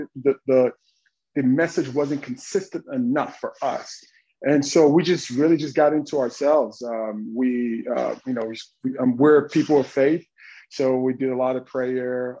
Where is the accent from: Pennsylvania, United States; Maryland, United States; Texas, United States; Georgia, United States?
Texas, United States; Dallas; moved away as an adult; I'm from Dallas, Texas, really urban Texas